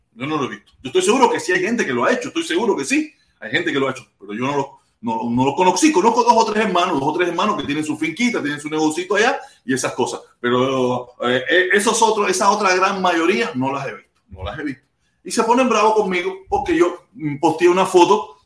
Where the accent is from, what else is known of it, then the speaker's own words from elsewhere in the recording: Cuba; now in Miami, United States; muchos de los que estamos fuera de Cuba